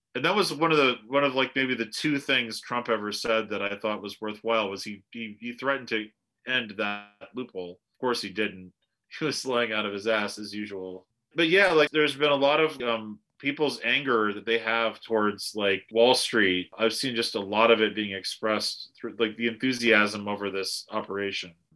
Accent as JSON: {"language": "English", "country": "United States", "said": "As an American"}